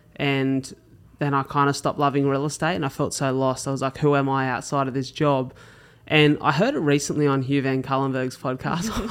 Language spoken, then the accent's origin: English; Australia; as Aussie kids